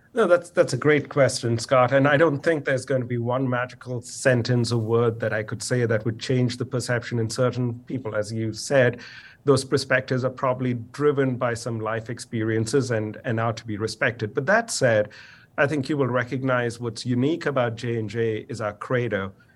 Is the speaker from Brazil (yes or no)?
no; India; moved away; I grew up in India